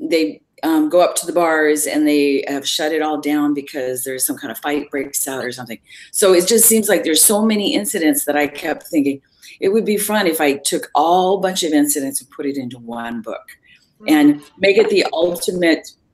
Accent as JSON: {"language": "English", "region": "Oregon", "country": "United States", "said": "I'm an Oregonian from Oregon"}